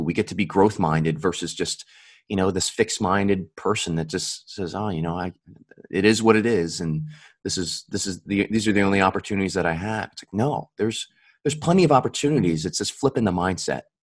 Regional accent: Buffalo, New York, United States; also born or lived in California / Virginia; now in Capital Region, New York, United States; I was originally from Buffalo

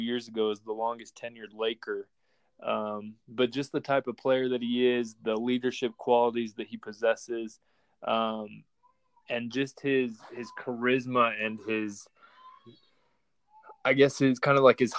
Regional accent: Montana, United States; moved away as an adult; also born or lived in Utah / Anaheim / Washington, D.C.; I'm originally from Montana, born and raised in Montana, and then just moved to Utah to go to school

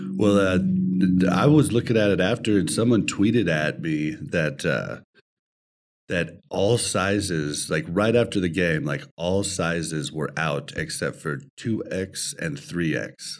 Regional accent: Kansas City, Missouri, United States; now in Denver, United States; we are in Denver, but we were born and bred in Kansas City

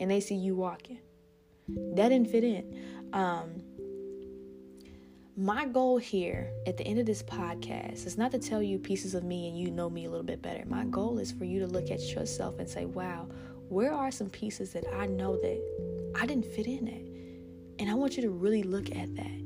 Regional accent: South Bend, Indiana, United States; I know my hometown so well

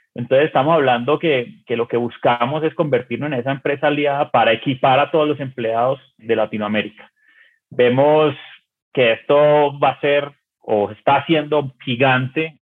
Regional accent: Colombia; Yo que soy colombiano

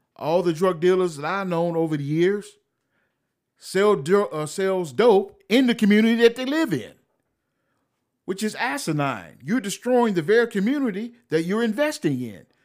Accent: United States; I'm an American

